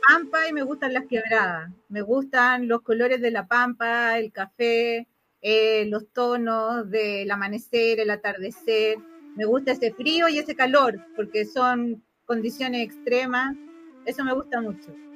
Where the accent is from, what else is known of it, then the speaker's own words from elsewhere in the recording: Valparaíso, Chile; yo soy porteña de Valparaíso, de un puerto también, y de chica veraneé siempre en Iquique